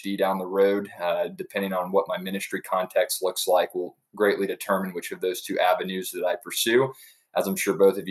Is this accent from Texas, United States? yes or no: yes; Dallas, Texas, United States; also born or lived in Amarillo, Texas; now in Edna, United States; I'm a native Texan. I was born in Amarillo, raised in Dallas, Fort Worth, and have been here literally my entire life